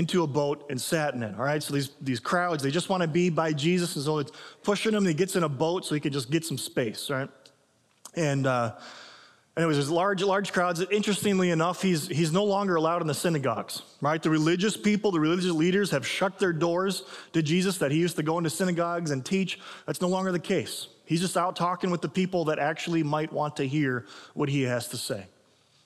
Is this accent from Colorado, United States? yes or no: no; Illinois, United States; now in Minnesota, United States; I grew up in Illinois